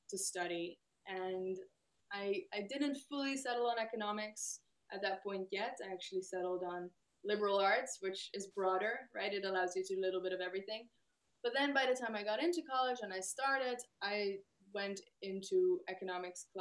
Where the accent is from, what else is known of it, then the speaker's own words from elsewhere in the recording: Netherlands; I'm from the Netherlands, we are a pretty egalitarian country